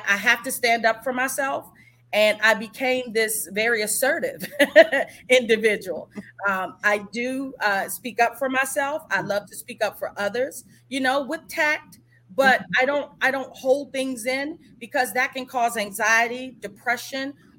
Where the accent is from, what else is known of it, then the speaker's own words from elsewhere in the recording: Washington, District of Columbia, United States; I grew up in Washington, D.C.